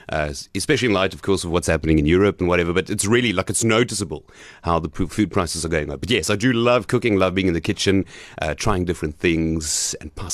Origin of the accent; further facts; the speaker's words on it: Gqeberha, Eastern Cape, South Africa; So I am here from PE. Um, hmm. I grew up in PE mostly. And I say mostly because I was thrown around quite a bit. So um, I went to Greenwood Primary School up until grade three uh, here in Gqeberha